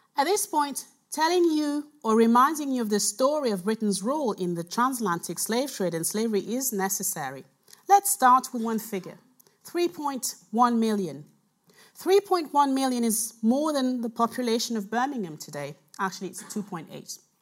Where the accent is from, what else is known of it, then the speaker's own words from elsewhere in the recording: Cameroon; now in United Kingdom; I was born in Cameroon, so I'm here I'm from here. I'm from there.